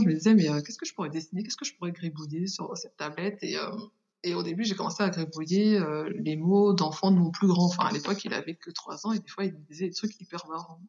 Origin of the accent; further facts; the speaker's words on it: Paris region, Île-de-France, France; also born or lived in Haiti; Je suis née euh, en Haïti et je suis arrivée en France à l'âge de 5 ans. Et j'ai fait toute mon enfance en région parisienne